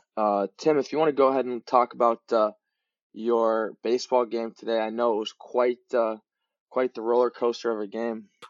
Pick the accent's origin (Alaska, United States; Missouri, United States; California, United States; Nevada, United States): California, United States; Long Beach; I uh, was born and raised in Long Beach